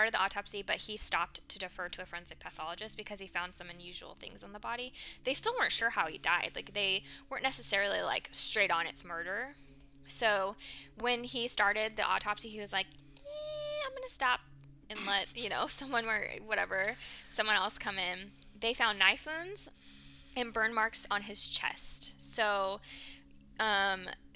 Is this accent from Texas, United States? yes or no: no; Calaveras County, California, United States; I grew up in Calaveras County